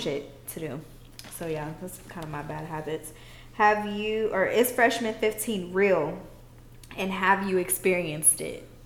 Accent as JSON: {"language": "English", "town": "Austin", "region": "Texas", "country": "United States", "tie": "born or raised there", "also_born_or_lived": "Houston", "said": "I was born in Austin and I lived part of my life in Austin and even in Houston"}